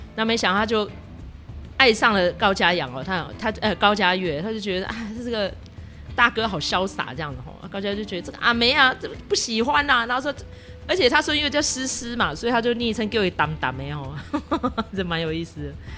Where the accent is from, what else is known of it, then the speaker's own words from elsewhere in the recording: Taiwan; 对我们台湾人来说有点久远